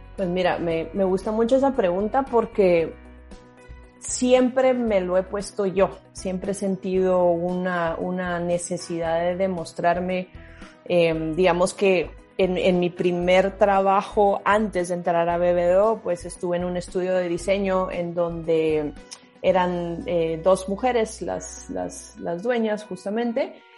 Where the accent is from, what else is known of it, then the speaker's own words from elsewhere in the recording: Guatemala; moved away as an adult; also born or lived in Peru / Costa Rica / Mexico; de, Guatemala salgo a Perú y luego de Perú a Costa Rica. En México estuve brevemente eh, antes de volver a Guatemala